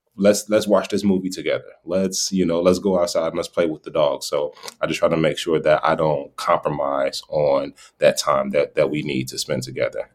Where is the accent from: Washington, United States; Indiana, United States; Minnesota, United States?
Indiana, United States; Gary; also born or lived in Sacramento, California; now in Iowa, United States; I grew up in Gary, Indiana